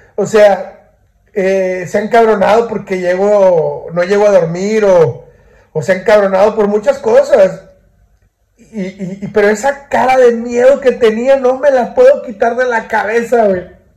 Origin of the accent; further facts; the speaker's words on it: Monterrey, Nuevo León, Mexico; yo soy de Monterrey